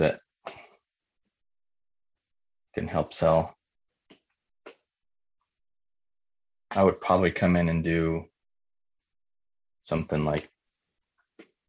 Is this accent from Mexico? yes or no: yes; Mexico; moved away; I grew up in Mexico.